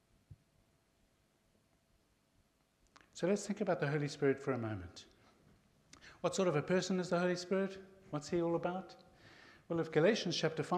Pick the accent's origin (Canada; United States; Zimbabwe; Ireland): Zimbabwe; I was born and raised in Zimbabwe